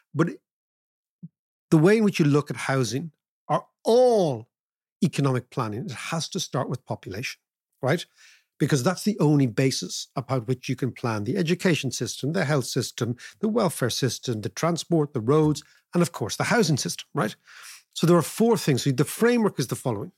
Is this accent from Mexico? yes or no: no; Ireland; we can talk as Irish people